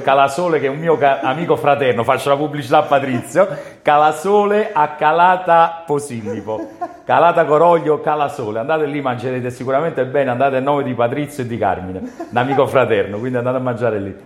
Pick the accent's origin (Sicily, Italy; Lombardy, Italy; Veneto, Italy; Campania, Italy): Campania, Italy; Naples; sia un napoletano doc